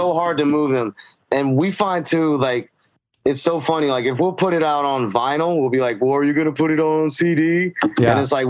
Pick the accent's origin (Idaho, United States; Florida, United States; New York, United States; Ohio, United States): Florida, United States; Jacksonville; I grew up in Jacksonville, Florida, which is Northeast Florida. For those unfamiliar with Florida, it's not really Florida that you see on the news.